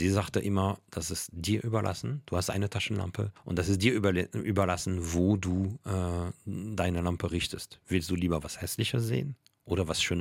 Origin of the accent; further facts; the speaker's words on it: Paris, Île-de-France, France; dass ich als Kind in Paris einen äh, Nachbar hatte, der Wissenschaftler war, Paläontologe, und der mir tierisch viel erzählt hatte.